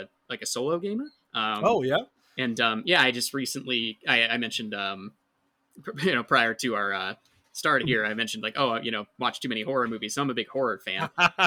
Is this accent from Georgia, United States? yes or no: no; Detroit, Michigan, United States; I'm from eastern side of the state, sort of outer Detroit area.